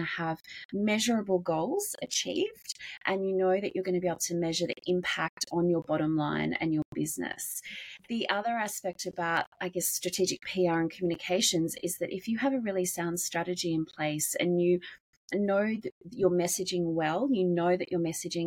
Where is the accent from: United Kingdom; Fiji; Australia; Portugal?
Australia; I'm from Australia, and I've worked in public relations